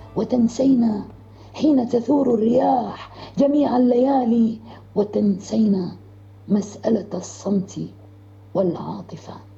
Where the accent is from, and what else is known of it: Deir ez-Zor, Deir ez-Zor Governorate, Syria; moved away as an adult; also born or lived in Damascus